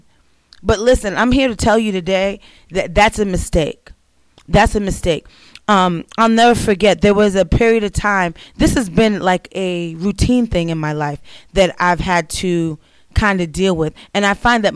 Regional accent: New York, United States; moved away as an adult; That's where I grew up my entire life

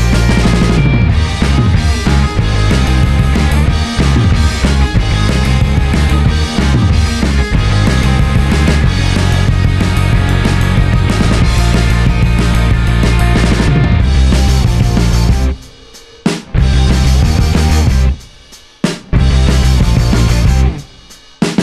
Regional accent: Tulsa, Oklahoma, United States; also born or lived in East Coast; I grew up in Tulsa, Oklahoma, largely shielded from anti-Semitism

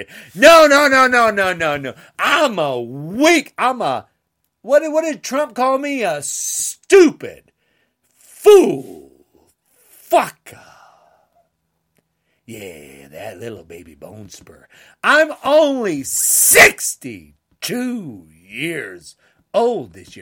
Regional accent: United States; We are American.

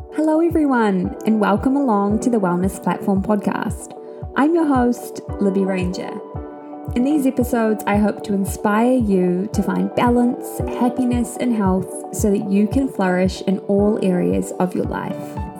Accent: Hawke's Bay, New Zealand; I'm from Hawke's Bay

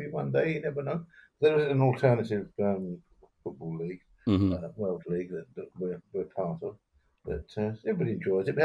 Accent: England, United Kingdom; also born or lived in Sealand; I'm very proud of being British. I might even say English

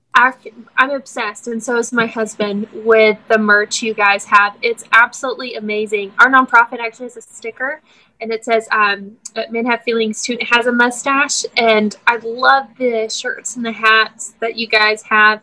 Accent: Mount Juliet, Tennessee, United States; We're both from Mount Juliet

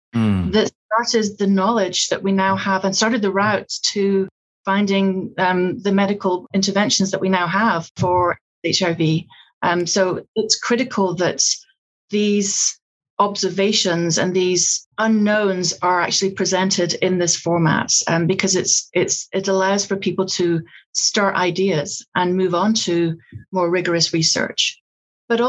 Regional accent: Scotland, United Kingdom; accent: Scottish; now in Georgia, United States; I'm Scottish

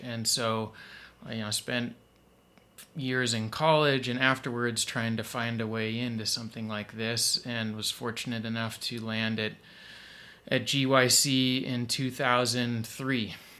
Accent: Idaho, United States; also born or lived in Utah; I grew up mostly in Idaho and Utah

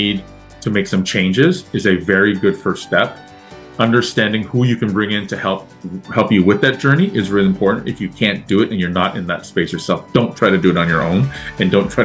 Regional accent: Toronto, Ontario, Canada; I'm born and raised in Toronto. I'm a Canadian

